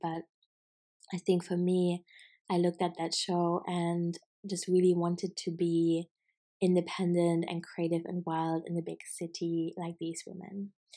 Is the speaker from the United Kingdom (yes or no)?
no; Germany; I'm from Germany